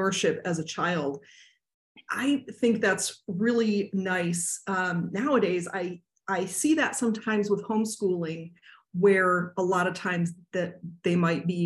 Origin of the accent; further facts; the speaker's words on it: Michigan, United States; moved away; I'm originally from Michigan